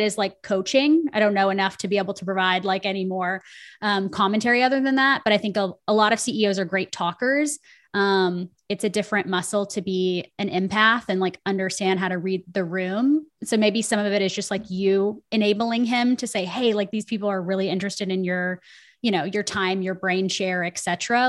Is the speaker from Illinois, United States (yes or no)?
no; Nashville, Tennessee, United States; I'm from Nashville, Tennessee.